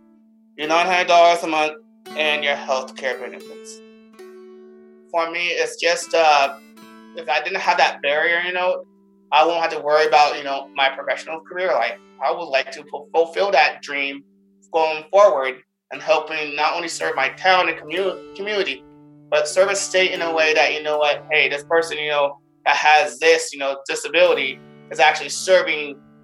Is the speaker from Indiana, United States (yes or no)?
no; Alburgh, Vermont, United States; born or raised there; also born or lived in Council Bluffs, Iowa